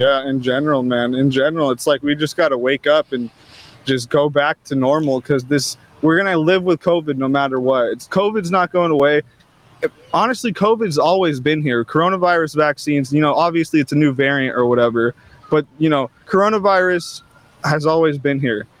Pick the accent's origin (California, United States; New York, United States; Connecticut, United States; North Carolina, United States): California, United States; I'm from California, just not the area